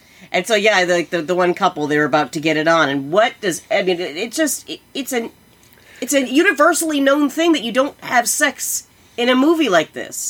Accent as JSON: {"language": "English", "region": "Iowa", "country": "United States", "said": "we are from Iowa."}